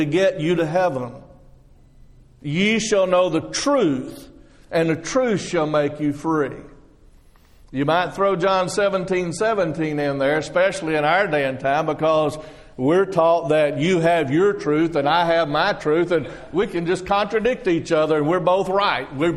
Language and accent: English; Texas, United States; now in Florida, United States; I'm not from Florida. I just live there. I'm from Texas.